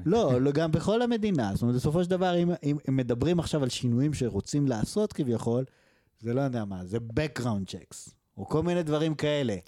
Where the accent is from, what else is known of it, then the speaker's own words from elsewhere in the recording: Israel; moved away; also born or lived in Canada; בתור ישראלים בגילנו